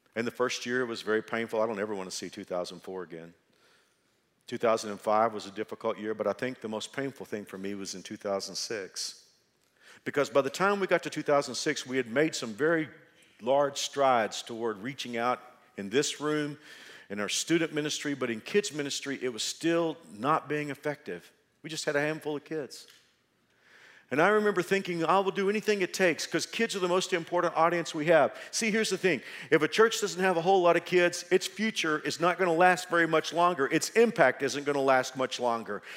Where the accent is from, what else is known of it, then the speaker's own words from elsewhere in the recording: Dallas-Fort Worth area, Texas, United States; now in Wichita, United States; I'm from the Dallas, Fort Worth area.